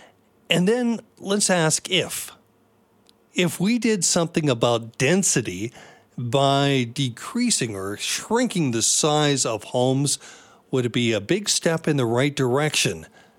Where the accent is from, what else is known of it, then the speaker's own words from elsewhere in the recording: Tsawwassen, British Columbia, Canada; I grew up in the Lower Mainland in Tawasin and in a very typical home for a four-person family, which is what we had.